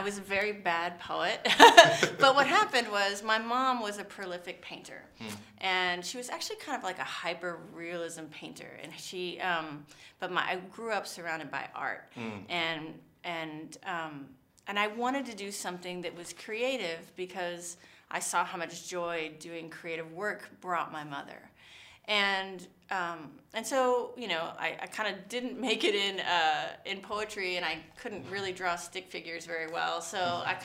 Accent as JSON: {"language": "English", "town": "Miami", "region": "Florida", "country": "United States", "moved": "yes", "lives_now": "New York, United States", "said": "I'm from Miami originally"}